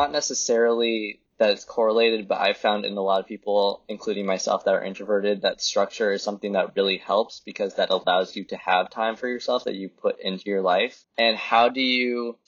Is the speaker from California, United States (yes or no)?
yes; Los Angeles, California, United States; moved away as an adult; now in Columbia, Missouri, United States; I'm originally from Los Angeles